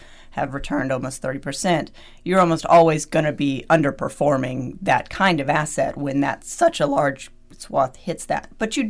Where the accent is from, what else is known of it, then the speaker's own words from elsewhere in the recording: United States; I'm also American